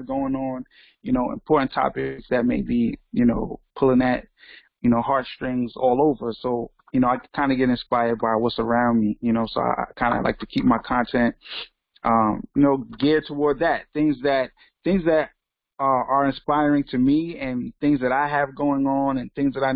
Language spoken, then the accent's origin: English; New York City, New York, United States; I'm from Brooklyn, New York